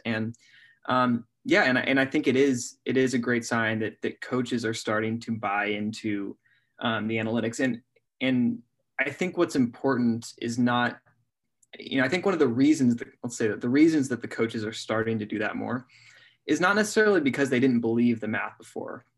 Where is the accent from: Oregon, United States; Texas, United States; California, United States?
Oregon, United States; I'm from Oregon